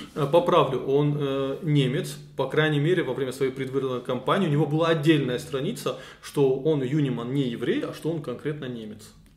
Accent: North Caucasus, Russia; мы живем на своей земле

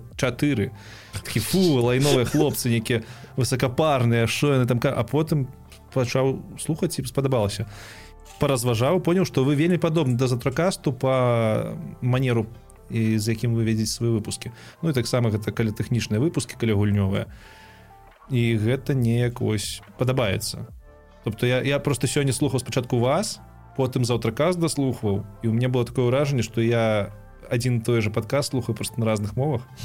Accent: Belarus; moved away; also born or lived in Kyiv, Ukraine; мы ж беларусы

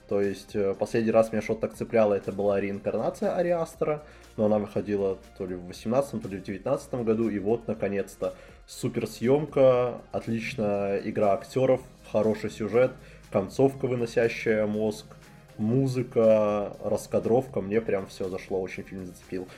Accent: Belarus; moved away; мы оба из Беларуси изначально

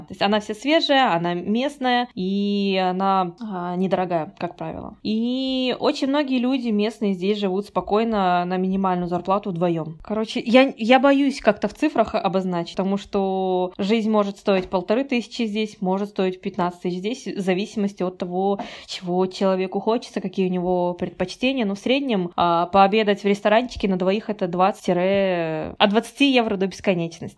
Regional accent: Kazakhstan; moved away as an adult; also born or lived in Russia / Poland; now in Portugal; я родилась и выросла в Казахстане и живу в Португалии

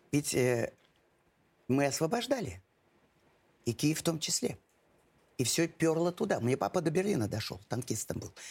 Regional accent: Astrakhan Oblast, Russia; moved away as an adult; also born or lived in Volga region; now in Moscow, Russia; Нет, я из, из Астраханской области. Астраханской да.

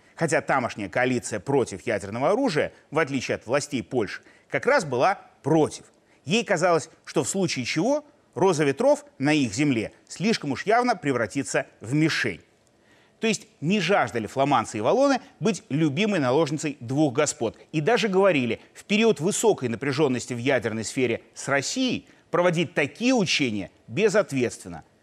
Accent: Belarus; мы, белорусы, мирные люди

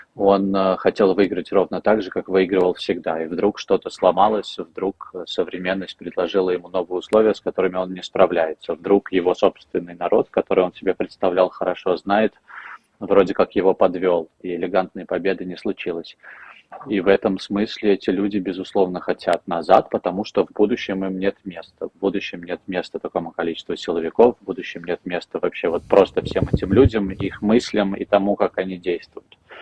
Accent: Belarus; now in Switzerland; я белорус.

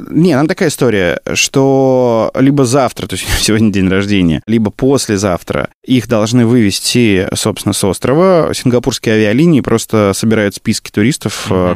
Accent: Kursk region village, Kursk Oblast, Russia; moved away as an adult; also born or lived in Bryansk; now in Moscow, Russia; я приехал, я щегол, да, из Брянска, там, в Курске, в деревне прожил э, все свое детство

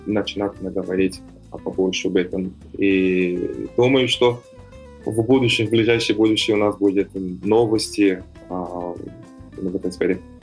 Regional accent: São Paulo, Brazil; Russian is a second language; moved away as an adult; now in Kazan, Russia; я сам из Сан-Паулу

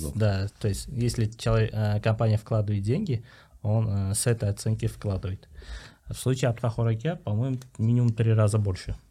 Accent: Uzbekistan; мы, вот именно узбеки, узбекские ребята

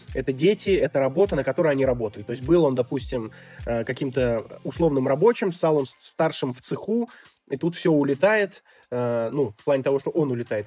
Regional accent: Tver, Tver Oblast, Russia; moved away as an adult; now in Kyrgyzstan; в Твери, где я родился, в городе в России

